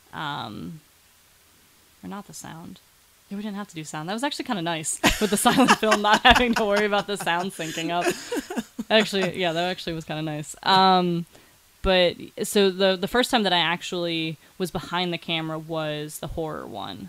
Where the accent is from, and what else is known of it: Cleveland, Ohio, United States; moved away as an adult; now in Pittsburgh, United States